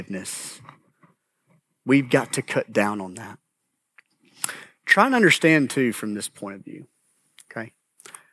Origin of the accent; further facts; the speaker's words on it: United States; I grew up in Grant County.